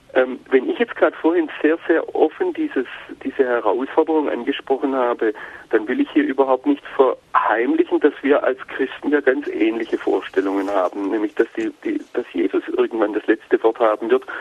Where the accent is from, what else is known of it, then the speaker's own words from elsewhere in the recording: Germany; als Deutsche